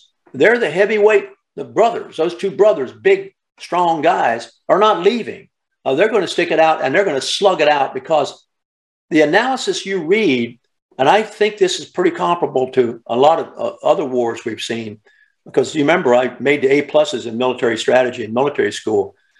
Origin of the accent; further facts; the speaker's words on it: the South, Southern United States, United States; being a Southerner